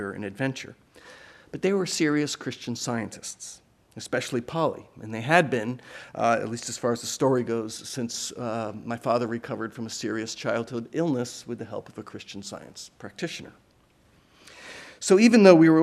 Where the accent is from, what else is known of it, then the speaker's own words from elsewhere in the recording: Providence, Rhode Island, United States; moved away; also born or lived in Vermont; growing up in Providence, Rhode Island, and in Vermont